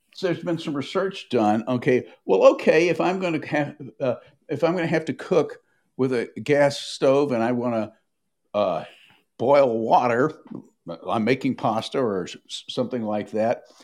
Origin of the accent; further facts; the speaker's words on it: Nashville, Tennessee, United States; I grew up in Nashville